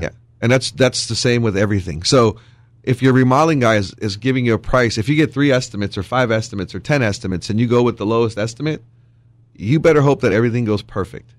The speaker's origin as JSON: {"language": "English", "region": "Wisconsin", "country": "United States", "tie": "born or raised there", "moved": "yes", "lives_now": "Texas, United States", "said": "Growing up in Wisconsin"}